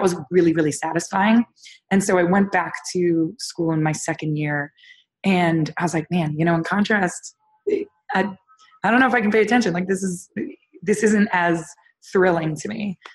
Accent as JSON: {"language": "English", "town": "Toronto", "region": "Ontario", "country": "Canada", "tie": "born or raised there", "said": "I was born and raised in Toronto, Canada, which was a great place to grow up"}